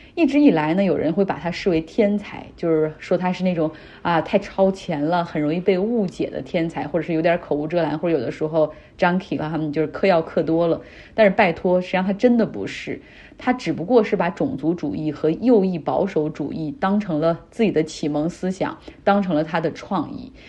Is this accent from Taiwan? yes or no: no; Northeast China, China; now in United Kingdom; 像我们老家东北那边也挺冷的了